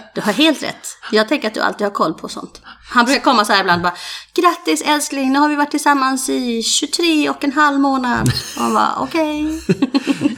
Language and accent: Swedish; Falkenberg, Halland County, Sweden; Jag är ju Falkenbergare från början.